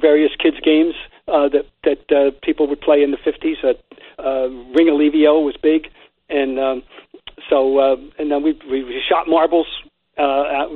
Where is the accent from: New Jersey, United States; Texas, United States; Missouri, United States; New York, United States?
New Jersey, United States; Trenton; my hometown of Trenton, New Jersey